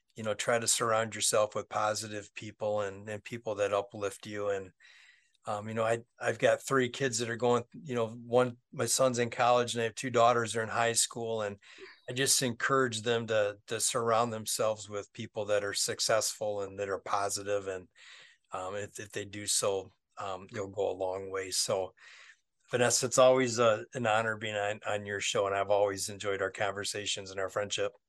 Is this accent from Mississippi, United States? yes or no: no; Westland, Michigan, United States; my hometown